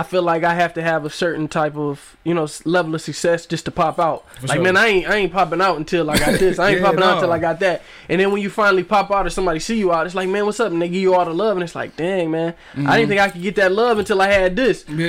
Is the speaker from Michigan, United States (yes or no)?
yes; Flint, Michigan, United States; also born or lived in Alabama; I was born in Alabama. Wasn't raised in Alabama. I lived there till I was four. Then we moved to Flint